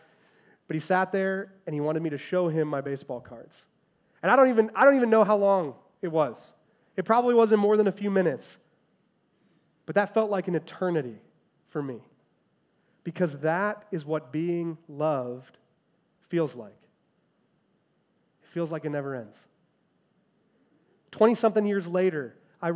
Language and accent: English; Chicago, Illinois, United States; I'm a first grader, growing up in the Chicagoland area